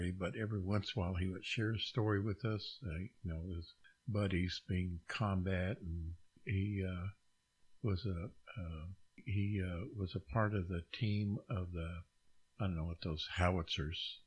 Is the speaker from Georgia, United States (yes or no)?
no; Oklahoma, United States; coming from a small area here in Oklahoma